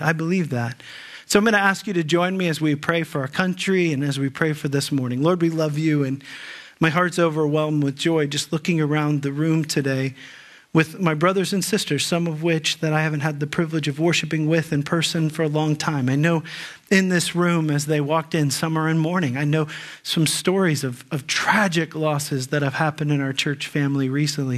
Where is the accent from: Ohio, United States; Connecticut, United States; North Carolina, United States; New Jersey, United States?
Ohio, United States; Dayton; I grew up in the Dayton area